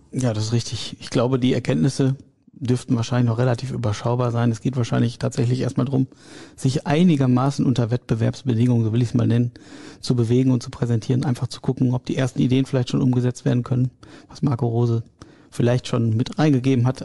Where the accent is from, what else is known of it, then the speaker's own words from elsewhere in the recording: Ahlen, North Rhine-Westphalia, Germany; Ich bin äh, gebürtiger Ahlener